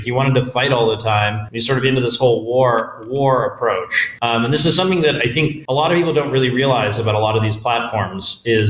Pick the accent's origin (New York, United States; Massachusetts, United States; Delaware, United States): Massachusetts, United States; Boston; moved away; also born or lived in California; I'm from Boston originally.